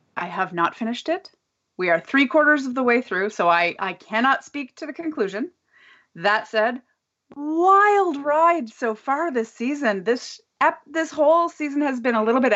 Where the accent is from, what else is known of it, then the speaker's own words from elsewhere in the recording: Canada; as a Canadian